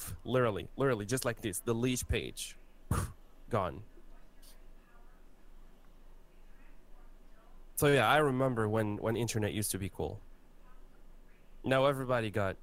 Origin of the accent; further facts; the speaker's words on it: Morocco; I come from Africa